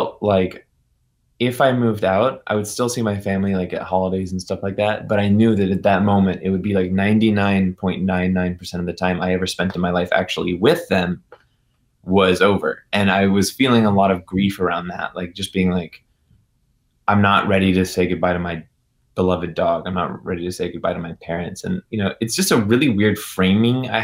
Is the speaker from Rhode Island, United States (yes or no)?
no; Chapel Hill, North Carolina, United States; Right now, I'm actually in LA, but I'm from Chapel Hill, North Carolina